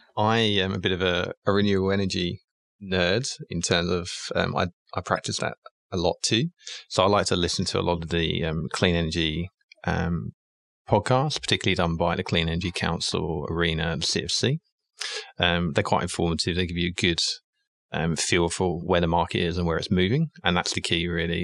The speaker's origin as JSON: {"language": "English", "region": "England", "country": "United Kingdom", "also_born_or_lived": "London", "moved": "yes", "said": "I'm English, and I started my career in obviously in the UK in London"}